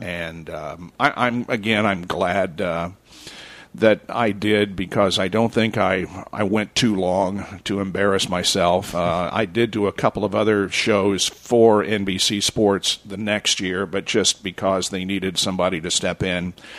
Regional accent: Liberty, Indiana, United States; also born or lived in Richmond, Indiana; I was born in Richmond, Indiana, and I grew up in Liberty, which is 14 miles south of uh, Richmond on US 27

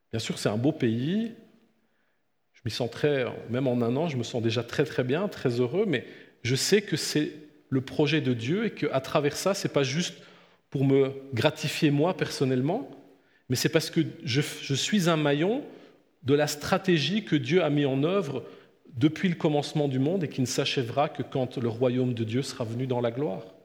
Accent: France; now in Blonay, Switzerland; moi qui viens d'un pays très laïque comme la France

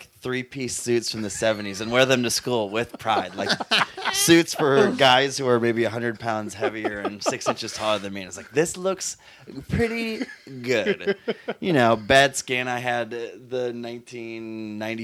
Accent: Minnesota, United States; moved away as an adult; now in Los Angeles, United States; I came from Minnesota

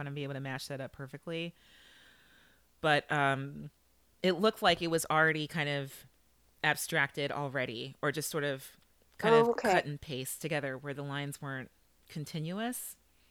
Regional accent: Los Angeles, California, United States; moved away; I grew up in Los Angeles

